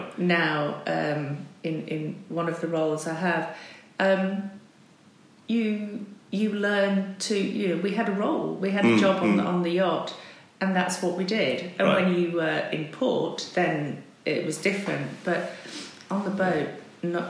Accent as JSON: {"language": "English", "town": "Barnoldswick", "region": "North West England", "country": "United Kingdom", "said": "Well, as you say, I came from Lancashire. I was... in a very small town at primary school, a small town called Barnoldswick."}